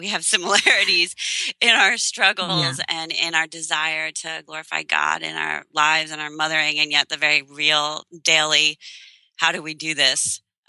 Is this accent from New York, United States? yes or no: yes; Long Island, New York, United States; moved away as an adult; also born or lived in Illinois; now in Pennsylvania, United States; we just moved this past late spring, beginning of the summer, from a boarding school that we had lived at in Long Island for 18 years. Wow. And it's my hometown.